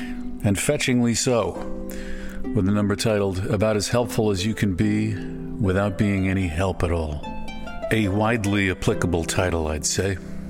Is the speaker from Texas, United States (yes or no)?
yes; Texas, United States; born there; Tom Green County's in Texas. That's where I was born, Texas.